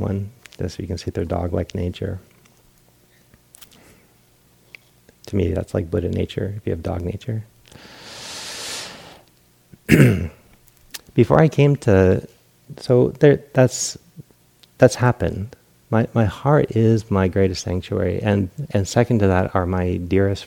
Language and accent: English; East Coast, United States; moved away; I grew up on the East Coast